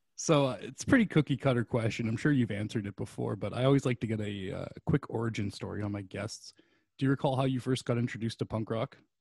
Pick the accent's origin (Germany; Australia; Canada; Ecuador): Canada; a Canadian, like myself